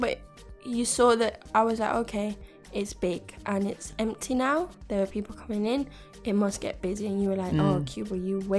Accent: England, United Kingdom; now in Amsterdam, Netherlands; I'm English

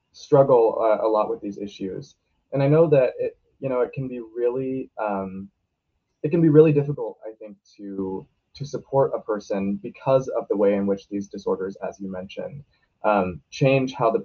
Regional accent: Portland, Oregon, United States; I'm a senior in high school and also in the Portland metro area.

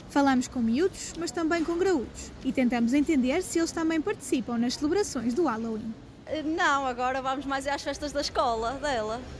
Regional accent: Sintra, Lisbon, Portugal; moved away; eu não sou de cá originalmente, já cá estou há 12 anos, mas não sou de cá, eu sou da Vila de Sintra e nós comemoramos o corpo de Deus, a festa do Pão por Deus

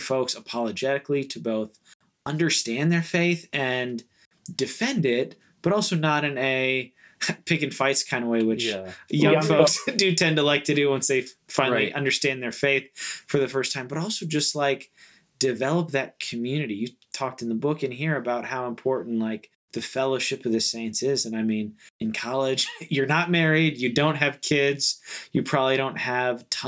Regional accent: Florida, United States; I grew up in Florida and I went to Clearwater

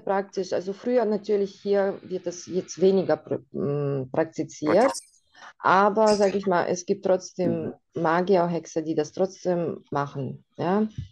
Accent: Russia; now in Germany; bei uns in Russland

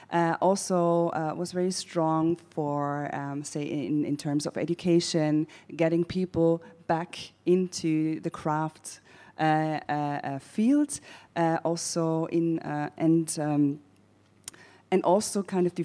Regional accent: Bregenz, Vorarlberg, Austria; English is a second language; moved away; also born or lived in Vienna; because I was born in Vorarlberg in Bregenz

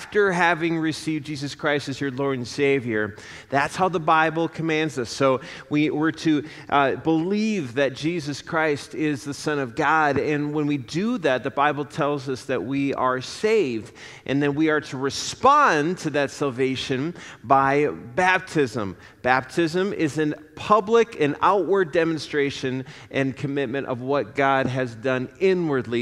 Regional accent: Apple Valley, Minnesota, United States; moved away as an adult; also born or lived in Indiana; I grew up in the Twin Cities in Apple Valley

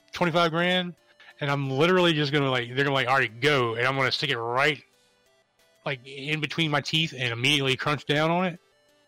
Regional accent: Hawaii, United States; I'm Hawaiian

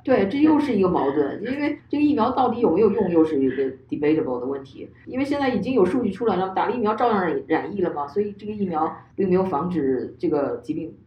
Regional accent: China; now in United States; 在中国，我至少从小到大从来没有参加过任何的什么议会啊或投票啊

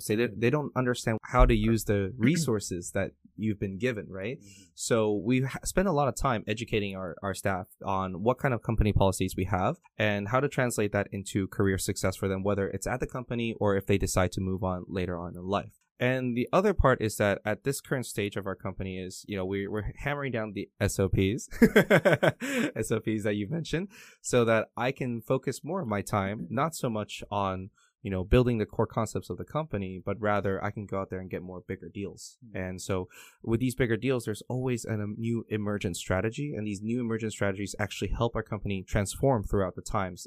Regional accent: Canada; English is a second language; also born or lived in Taiwan; My very first day of elementary school in Canada, I can speak the, a lick of English

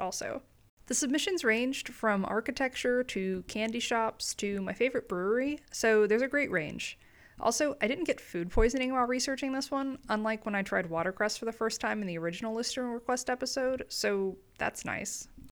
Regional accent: Huntsville, Alabama, United States; growing up in the Huntsville area

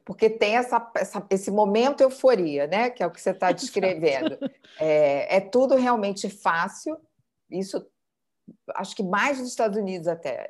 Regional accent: Brazil; moved away as an adult; also born or lived in New York; now in Lisbon, Portugal; saí do Brasil

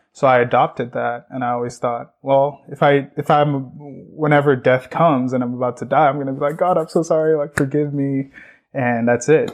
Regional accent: Borno, Nigeria; now in United States; I actually grew up in north northeastern Nigeria, um, place called Borno

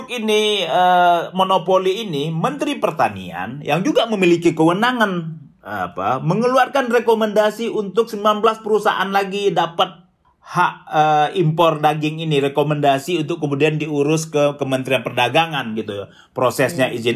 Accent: West Sumatra, Indonesia; Sebagai orang Minang, jadi momen-momen uh, memasak yang besar itu adalah sebelum puasa dan sebelum Idul Fitri.

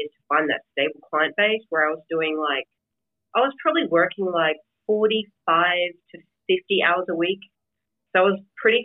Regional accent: Australia; now in United States; I'm living in America and I was born in Australia

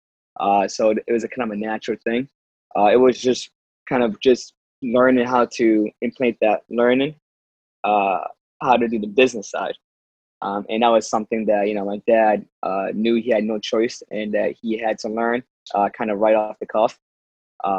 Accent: East Hartford, Connecticut, United States; I'm from East Hartford, Connecticut. Been in Connecticut all my life

